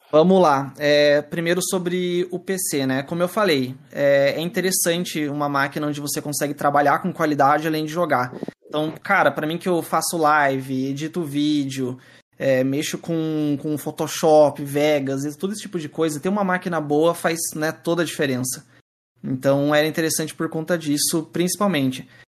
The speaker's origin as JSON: {"language": "Portuguese", "town": "Curitiba", "region": "Paraná", "country": "Brazil", "said": "Eu sou de Curitiba"}